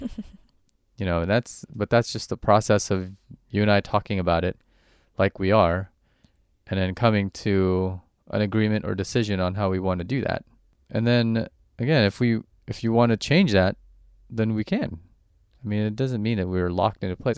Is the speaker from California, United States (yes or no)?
yes; Orange County, California, United States; growing up in Orange County and Orange County is just like a giant suburb